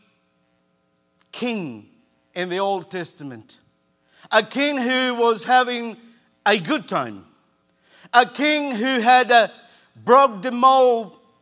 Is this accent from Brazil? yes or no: no; Argentina; moved away; I grew up in Argentina